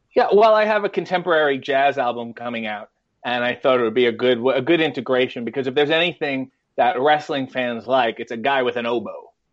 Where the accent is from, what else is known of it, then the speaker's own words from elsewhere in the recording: Richmond Hill, Ontario, Canada; a little town called Richmond Hill, Ontario, which is basically, it's a suburb of Toronto